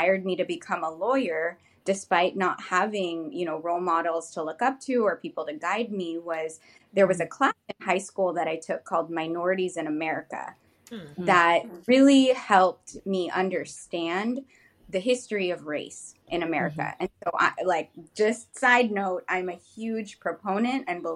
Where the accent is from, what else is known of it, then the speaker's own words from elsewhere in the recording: Seattle, Washington, United States; now in Tukwila, United States; I'm born and raised here in Seattle